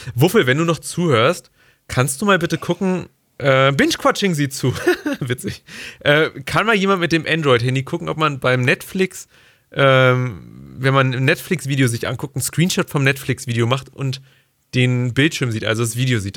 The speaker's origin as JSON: {"language": "German", "country": "Germany", "said": "als Deutscher"}